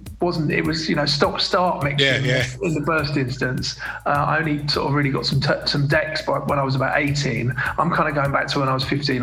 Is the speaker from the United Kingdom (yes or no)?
yes; London, United Kingdom; I'm from London and I went to quite a multiracial school